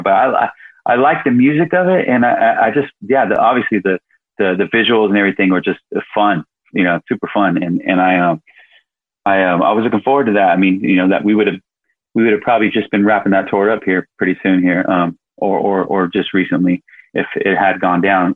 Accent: Sacramento, California, United States; moved away; We're both from Sacramento

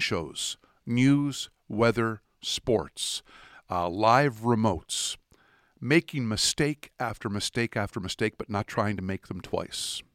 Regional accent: Atlantic Canada, Canada; also born or lived in Dartmouth, Nova Scotia; I'm from Atlantic Canada

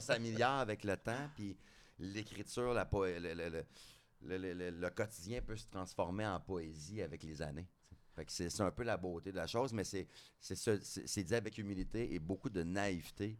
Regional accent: Drummondville, Quebec, Canada; je viens de Drummondville

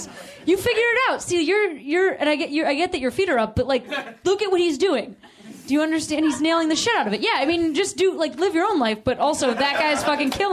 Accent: Chicago, Illinois, United States; moved away as an adult; also born or lived in Boston; I moved back home from Boston to Chicago when I was like 24

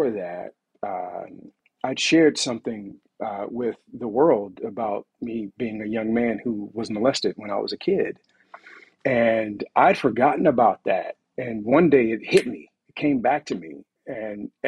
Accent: Montgomery, Alabama, United States; I'm from Montgomery, Alabama

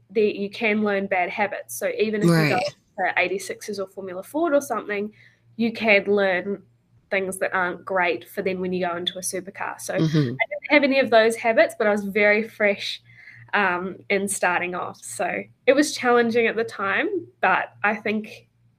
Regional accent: New Zealand; also born or lived in Australia; when I grew up, I lived in New Zealand all through high school, but I also raced in Australia

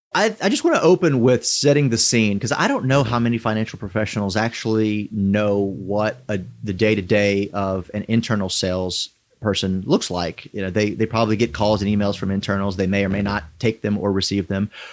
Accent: South Louisiana, United States; now in Atlanta, United States; I grew up in South Louisiana

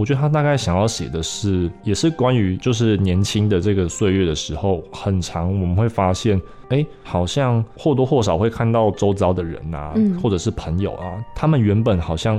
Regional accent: Changhua County, Taiwan; also born or lived in Taichung; 对因为其实我我是彰化人嘛，然后我十八岁后就到台中的东海大学，对，我研究所也是在那边读的

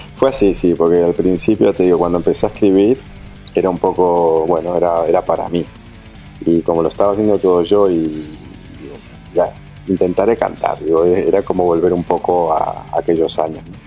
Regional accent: Montevideo, Uruguay; moved away; also born or lived in Buenos Aires, Argentina; Piedras Blancas es el barrio donde crecieron mis padres, eh, el barrio donde me crié yo, como te digo, de los 10 hasta los 17 estuve viviendo ahí

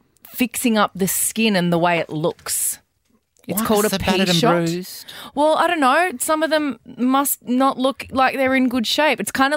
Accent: Australia; I'm Australian. Well, I'm half Australian.

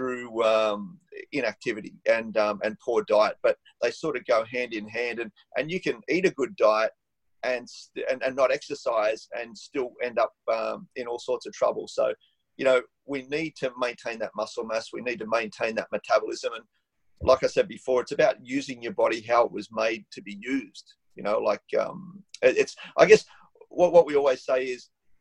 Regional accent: Australia; I'm from the Gomeroi Nation or Kamilaroi Nation.

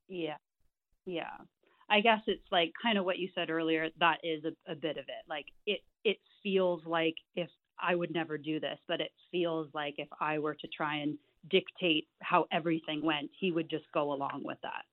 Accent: Canada; I'm Canadian.

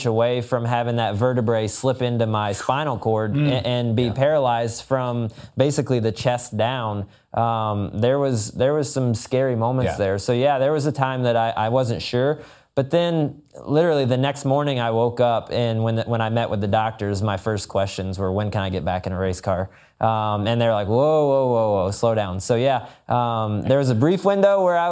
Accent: Florida, United States; growing up in Florida

